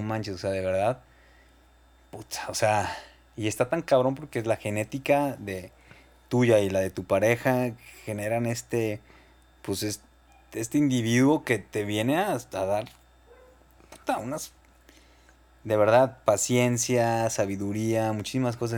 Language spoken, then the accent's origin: Spanish; Guadalajara, Jalisco, Mexico; Soy de Guadalajara, sí. Nací el 16 de mayo del 85.